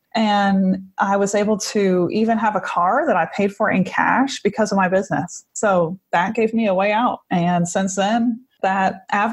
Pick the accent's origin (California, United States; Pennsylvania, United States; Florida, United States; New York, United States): Pennsylvania, United States; Monongahela; moved away as an adult; also born or lived in Missouri; now in Austin, United States; I grew up in Monongahela, right by the Monongahela River